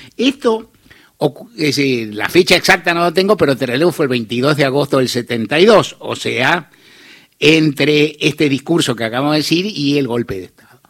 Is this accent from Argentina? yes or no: yes; Argentina; algunos argentinos, muchos, que éramos jóvenes todavía